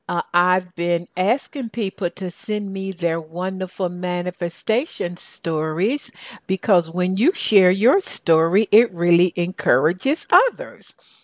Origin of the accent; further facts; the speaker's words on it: Southern United States, United States; accent: Southern; You know, between your English accent and my Southern accent, we understand each other, right, baby?